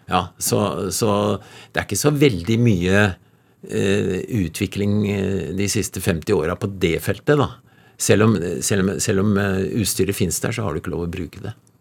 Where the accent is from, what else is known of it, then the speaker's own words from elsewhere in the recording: Nordmarka, Oslo, Norway; Jeg vokste opp litt inne i Nordmarka